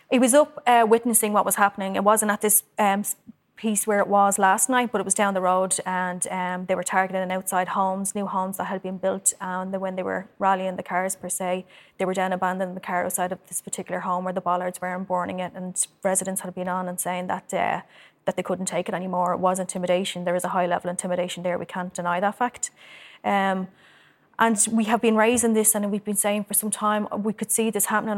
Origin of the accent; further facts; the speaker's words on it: Dublin, Leinster, Ireland; I grew up in Cherry Orchard, I'm from it